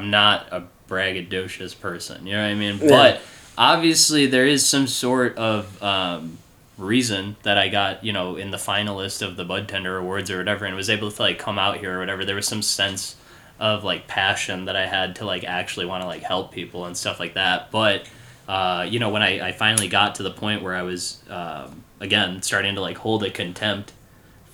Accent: Illinois, United States

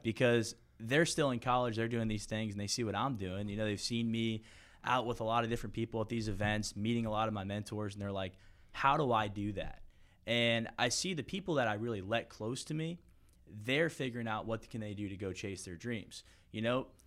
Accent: St. Petersburg, Florida, United States; I was born and raised in Saint Pete, Florida

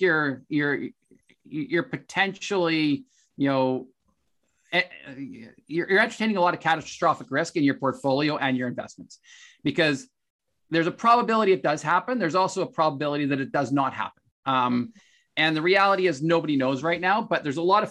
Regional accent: Canada; as a Canadian

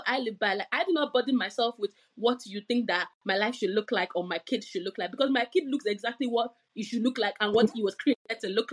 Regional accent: Nigeria; now in United Kingdom; I'm from Nigeria

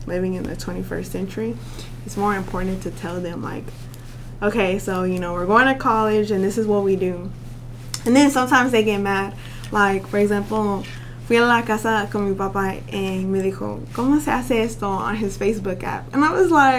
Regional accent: Little Rock, Arkansas, United States; moved away as an adult; now in Russellville, United States; I'm from Little Rock and Russellville is an hour away.

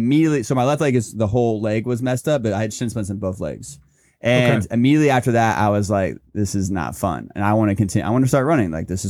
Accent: Indiana, United States; born or raised there

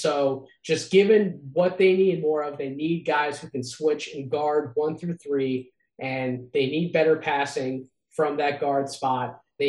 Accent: Philadelphia, Pennsylvania, United States; And then 23 for my hometown Philadelphia 76ers.

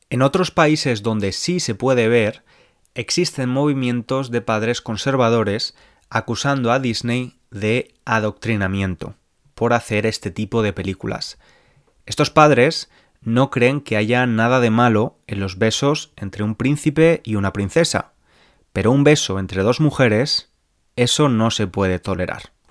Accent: Spain; born there; Nací en España, país de mayoría católica, y bebí del catolicismo los primeros años de mi vida.

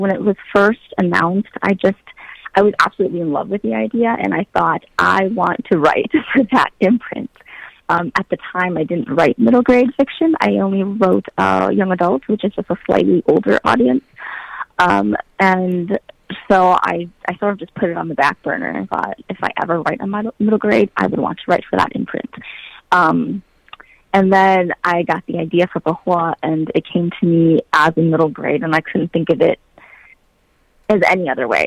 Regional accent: Wisconsin, United States; I'm from Wisconsin

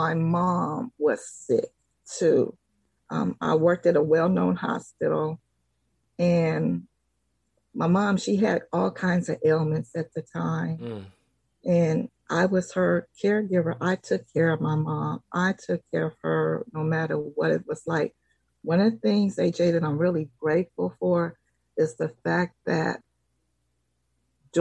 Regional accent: San Francisco, California, United States; I am a native of San Francisco

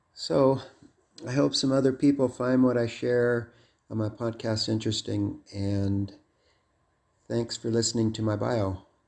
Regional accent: Los Angeles, California, United States; also born or lived in Seattle; I was born in Seattle in nineteen sixty, the youngest of seven kids, but we moved to Los Angeles when I was around kindergarten age

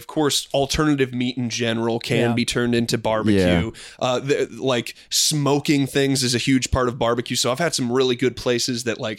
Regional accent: Midwest, United States; Growing up in the Midwest

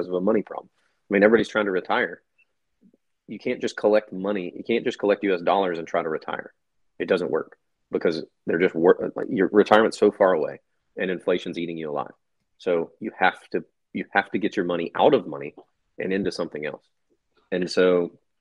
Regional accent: United States; me being an American

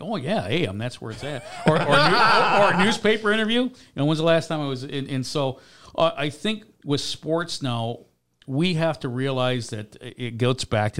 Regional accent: Chicago, Illinois, United States; And I grew up in Chicago, too, so I got to see the worst baseball team in history, the Cubs, along with playing day games.

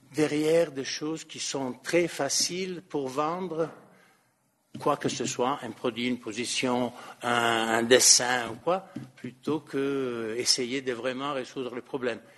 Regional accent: Italy; French is a second language; moved away; en Italie, qui est mon pays d'origine

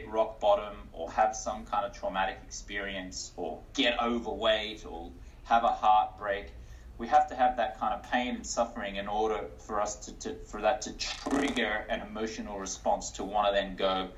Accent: Australia; also born or lived in United States; now in New York City, United States; I'm an Australian-American investor and health expert

